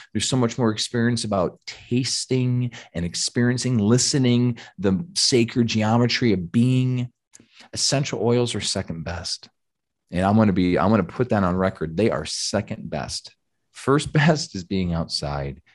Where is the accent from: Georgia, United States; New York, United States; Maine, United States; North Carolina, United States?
Georgia, United States; we're from Georgia, tons of Southern Baptist people in the area.